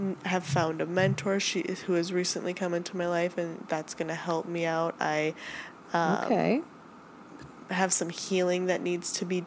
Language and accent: English; Minnesota, United States; we're all from Minnesota.